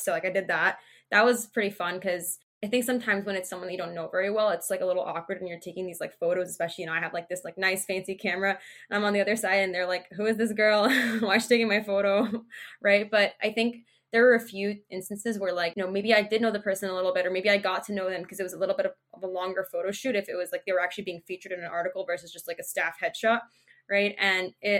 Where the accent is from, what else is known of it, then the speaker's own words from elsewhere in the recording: New Jersey, United States; also born or lived in Massachusetts; I'm from New Jersey. I was actually born in Massachusetts, but I've lived in New Jersey for most of my life